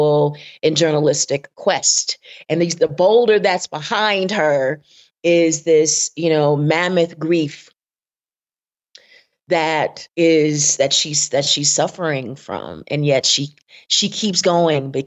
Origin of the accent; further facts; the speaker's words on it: Southwest Mississippi, United States; I am from the rural South. I am from Southwest Mississippi